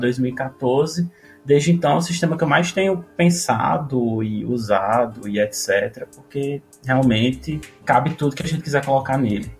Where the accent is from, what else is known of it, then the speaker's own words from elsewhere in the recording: Natal, Rio Grande do Norte, Brazil; now in Brasília, Brazil; eu sou lá de Natal, mas atualmente mora em Brasília